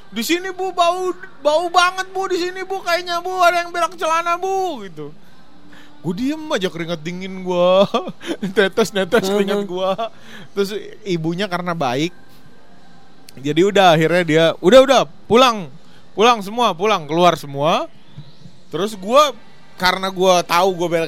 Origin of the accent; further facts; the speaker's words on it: Ternate, North Maluku, Indonesia; orang Timur. Gue temen masih jarang, gue suka dibully gara-gara hmm. logat gue.